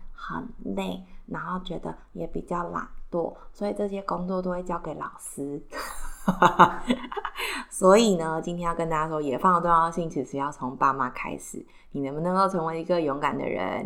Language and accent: Chinese; Taiwan; 我家住在信义区，不是因为我们家特别有钱，完全不是，是因为我们就是出生在这里